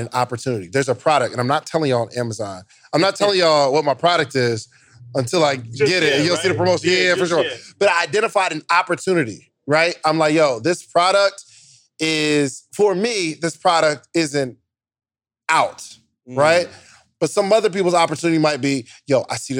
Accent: New Jersey, United States; I'm from New Jersey originally, but I was born and raised in New Jersey.

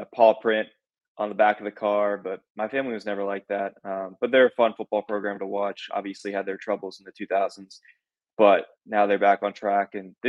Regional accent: Pennsylvania, United States; now in Columbus, United States; I'm from Pennsylvania, not a Penn State fan by any means, but from PA.

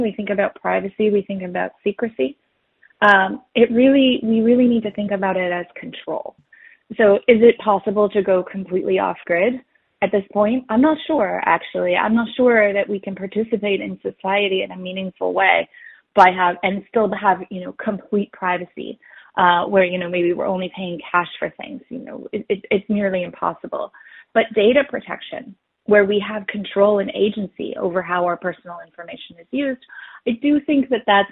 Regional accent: Canada; as a Canadian

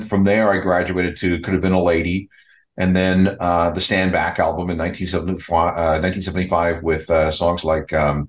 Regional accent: Winnipeg, Manitoba, Canada; I grew up in Winnipeg

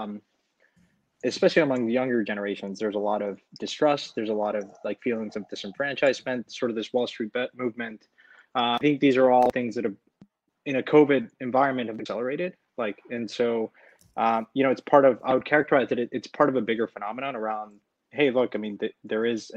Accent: Mexico; moved away; I'm originally from Mexico, so I came down here to spend a little bit of time with friends and family

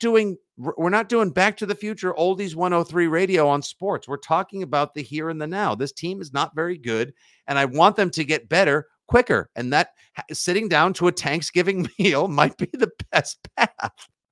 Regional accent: Braintree, Massachusetts, United States; Braintree Football, my al, my alma mater, my hometown

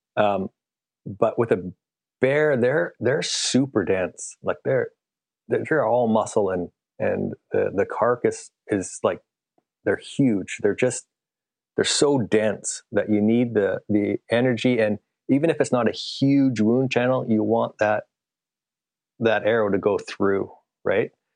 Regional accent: Canada; I am a Canadian, so I say meters

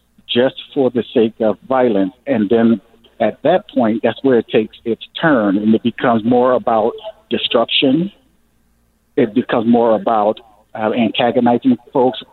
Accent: United States; I'm an American

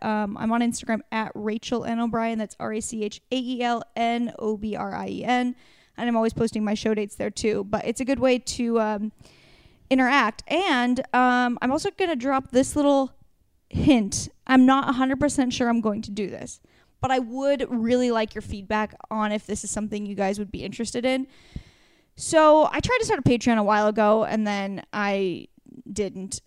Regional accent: Warrenton, Oregon, United States; moved away; It's where I grew up in Warrenton

